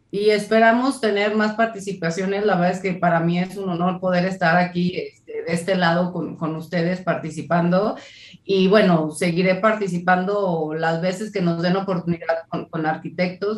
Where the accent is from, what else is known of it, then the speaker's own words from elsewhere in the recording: Guadalajara, Jalisco, Mexico; now in Mexico City, Mexico; en Guadalajara, que es mi ciudad natal. Ahora vivo en la Ciudad de México.